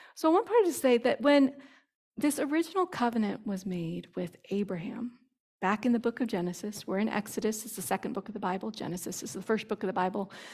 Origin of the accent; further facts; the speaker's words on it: United States; as an evangelical Christian, as an American Christian